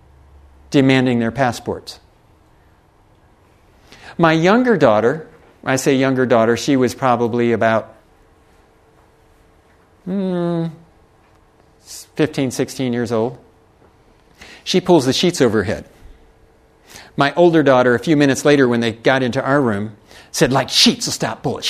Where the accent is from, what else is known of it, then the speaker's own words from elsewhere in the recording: United States; I can use being an American.